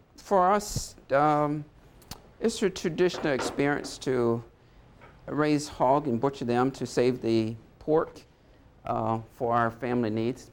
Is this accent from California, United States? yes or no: no; San Domingo, Maryland, United States; moved away as an adult; I'm originally from San Domingo. I was educated here in Wicomico County, attended Salisbury High School